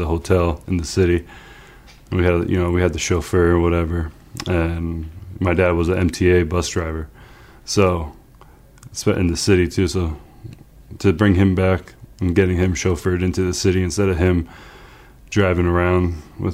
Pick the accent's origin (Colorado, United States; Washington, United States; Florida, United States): Florida, United States; South; also born or lived in East Meadow, New York; I was born in East Meadow, and when my parents divorced when I was three, I went down to South Florida